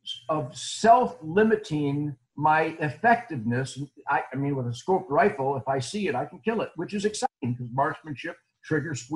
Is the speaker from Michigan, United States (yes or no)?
yes; Detroit, Michigan, United States; moved away as an adult; now in Texas, United States; I was born in Detroit in 1948, and I lived there till 17 years ago.